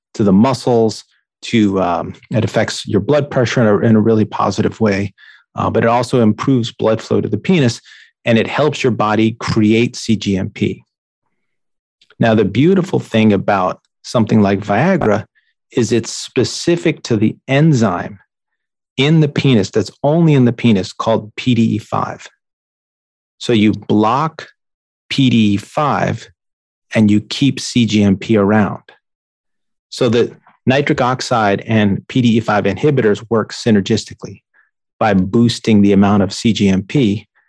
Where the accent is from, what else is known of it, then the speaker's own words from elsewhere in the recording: New York, United States; I grew up in New York